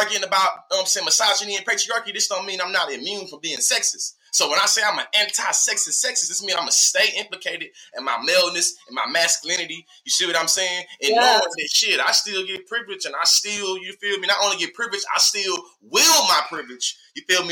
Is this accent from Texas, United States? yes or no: yes; Texas, United States; moved away as an adult; now in Oklahoma, United States; I'm from Texas. I'm born and raised in Texas.